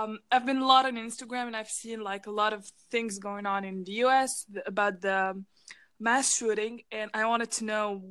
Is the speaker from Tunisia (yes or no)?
yes; Tunisia; I'm from Tunisia.